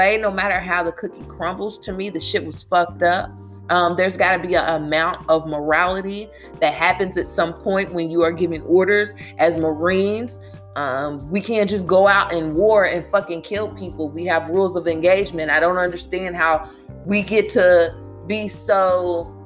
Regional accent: Louisville, Kentucky, United States; my hometown, Louisville, Kentucky

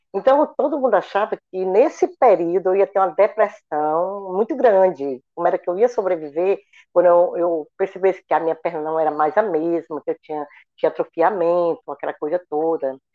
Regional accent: Aguaretama, Ceará, Brazil; moved away as an adult; now in Fortaleza, Brazil; eu sou do interior do estado do Ceará, de Aguaretama. Hoje moro em Fortaleza há 40 anos

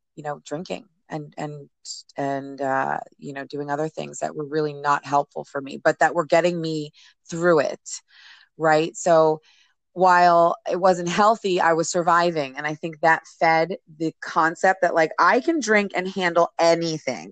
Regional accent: New Jersey, United States; I grew up in New Jersey

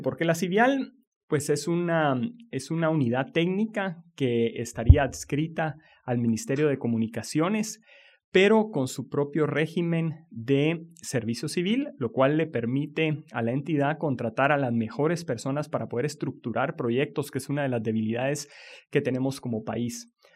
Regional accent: Guatemala; nuestro país

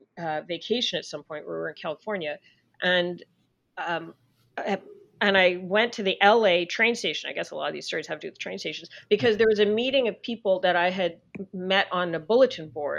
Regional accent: Canada; I'm Canadian

